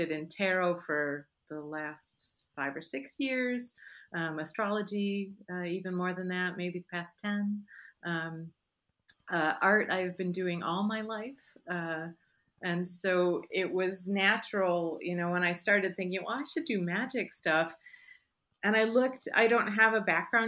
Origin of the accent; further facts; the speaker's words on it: Chicago, Illinois, United States; moved away; also born or lived in Michigan; I grew up in the Midwest. I was born in Michigan, grew up in Chicago area, lived many years after that in Michigan